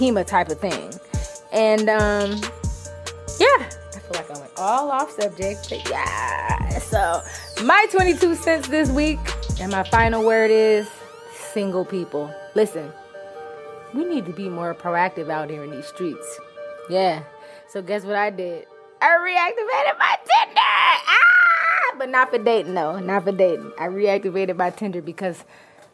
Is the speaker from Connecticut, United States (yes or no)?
no; Inglewood, California, United States; I'm from Inglewood.